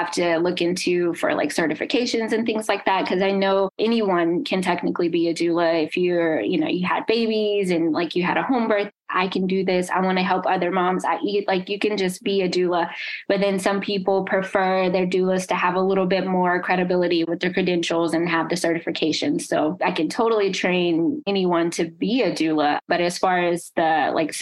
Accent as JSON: {"language": "English", "town": "Nashville", "region": "Tennessee", "country": "United States", "moved": "as an adult", "lives_now": "New Jersey, United States", "said": "I'm from Nashville, so I constantly go back and forth"}